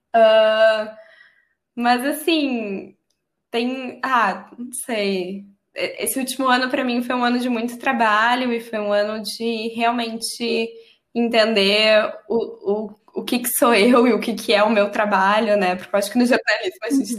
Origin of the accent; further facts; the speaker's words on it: Brazil; moved away as an adult; a minha identidade brasileira